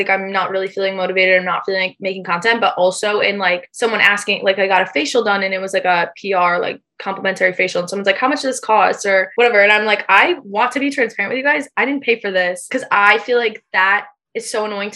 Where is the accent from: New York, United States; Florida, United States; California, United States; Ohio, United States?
New York, United States; Syracuse; also born or lived in New Jersey; I'm from Syracuse, New York, but I like am such a city girl.